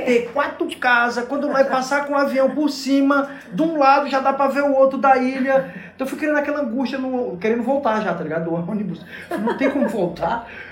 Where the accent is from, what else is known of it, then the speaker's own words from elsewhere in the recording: Garanhuns, Pernambuco, Brazil; now in Fernando de Noronha, Brazil; eu, jovem adolescente, onde eu morava lá em Garanhuns